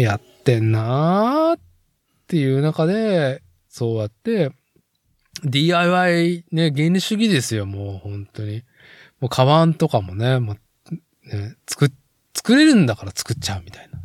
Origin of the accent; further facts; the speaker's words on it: Nagoya, Aichi, Japan; 僕が生まれ育った名古屋市森山区のね